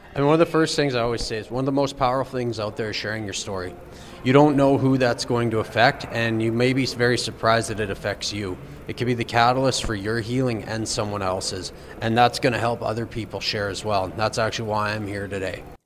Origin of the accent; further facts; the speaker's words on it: St. Front, Saskatchewan, Canada; I'm a farmer from St. Front, Saskatchewan.